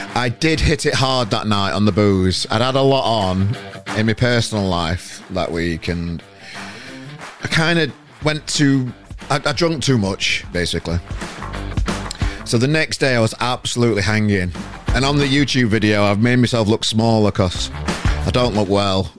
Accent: Sheffield, Yorkshire and the Humber, United Kingdom; now in Manchester, United Kingdom; I'm from Sheffield originally

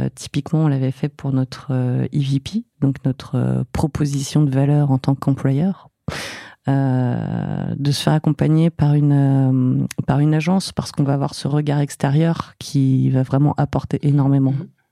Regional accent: Fontainebleau, Île-de-France, France; also born or lived in Paris; je suis née à Paris, mais j'ai ai pas trop vécu. Euh, j'ai passé une plus grande partie de mon enfance à Fontainebleau

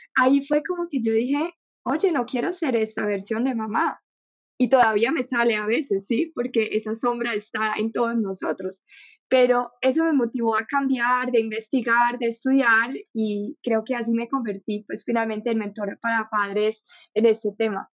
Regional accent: Germany; Spanish is a second language; moved away as an adult; now in Colombia; nací en Alemania, viví toda mi vida en Alemania

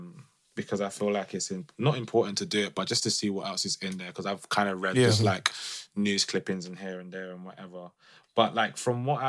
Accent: London, United Kingdom; someone that's lived the experience of being growing up in London

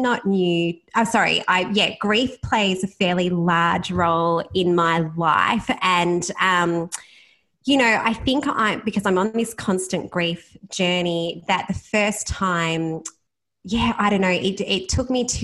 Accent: Bannockburn, Victoria, Australia; I grew up in Bannockburn, which is about 20 minutes away from Geelong, in a small country town

